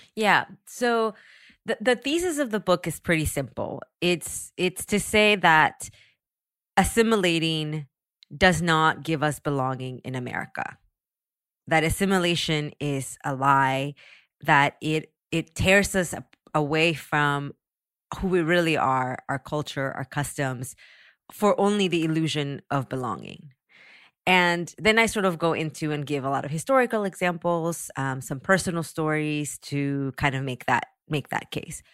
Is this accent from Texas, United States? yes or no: yes; San Antonio, Texas, United States; also born or lived in Mexico; now in Los Angeles, United States; I grew up in San Antonio